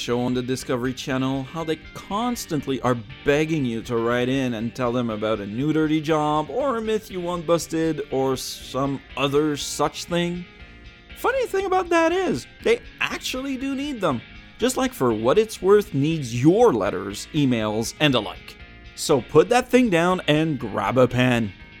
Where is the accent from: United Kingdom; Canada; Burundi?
Canada; because I'm Canadian, French-Canadian at that, and keep refusing to get on the email system because they won't put in Le French.